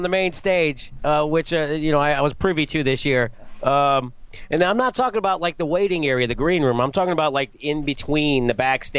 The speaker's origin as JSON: {"language": "English", "town": "Clearwater", "region": "Florida", "country": "United States", "tie": "born or raised there", "lives_now": "Tampa, United States", "said": "I'm in Tampa. I grew up in Clearwater"}